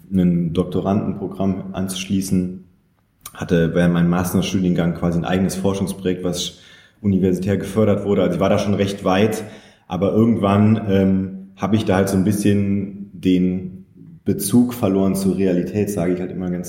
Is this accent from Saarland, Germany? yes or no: yes; Saarland, Germany; also born or lived in Köln; now in Berlin, Germany; Aufgewachsen im Saarland und dann lange Zeit in Köln gelebt und auch dort studiert und ähm, dann vor sieben Jahren nach Berlin gekommen.